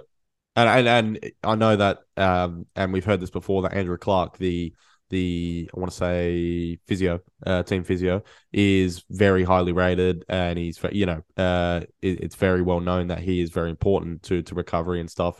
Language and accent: English; Australia; for us as, as Australian football fans